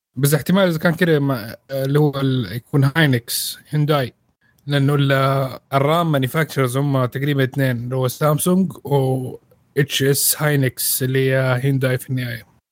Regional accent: Saudi Arabia

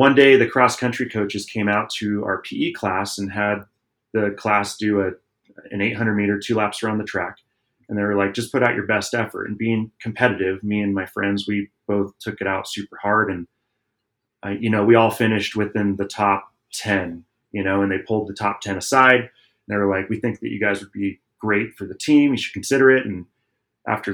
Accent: Southern California, United States; we also did a lot of action sports growing up in Southern California.

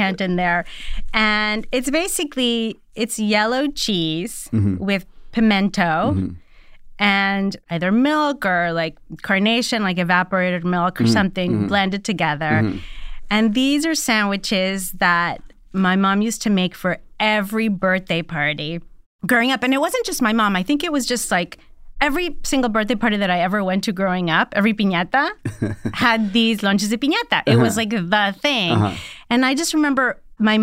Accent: Laredo, Texas, United States; now in Los Angeles, United States; I grew up in Laredo, Texas, on the border of Texas and Mexico

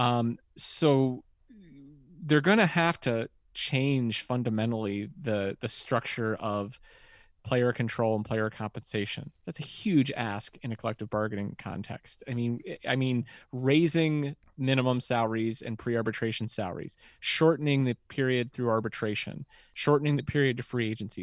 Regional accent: West Virginia, United States; I'm from West Virginia

